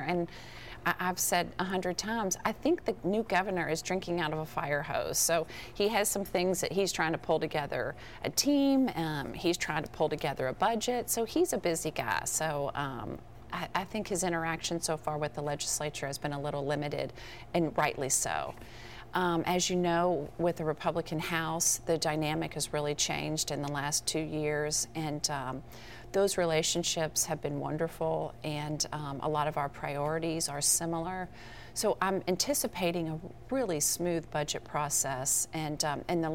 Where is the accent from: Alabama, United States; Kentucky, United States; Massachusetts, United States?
Kentucky, United States; Louisville; I'm from Louisville